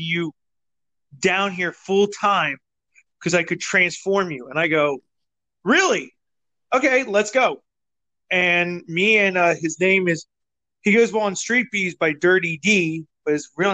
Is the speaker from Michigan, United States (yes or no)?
no; Spring City, Pennsylvania, United States; also born or lived in Delaware; now in Virginia, United States; I'm originally from a little town called Spring City, Pennsylvania, which is just north of Valley Forge.